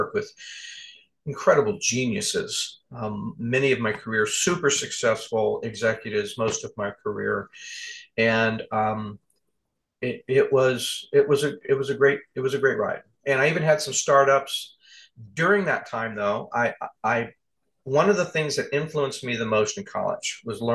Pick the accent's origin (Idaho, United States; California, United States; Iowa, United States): California, United States; moved away; also born or lived in Arizona; I'm from California